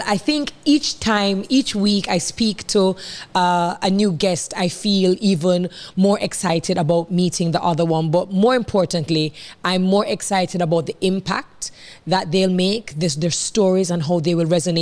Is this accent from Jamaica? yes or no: yes; Jamaica; I am your Jamaican girl